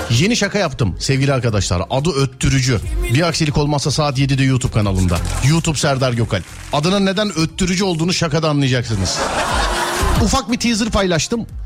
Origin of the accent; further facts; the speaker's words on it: Edremit, Balıkesir, Turkey; Balıkesir Edremit.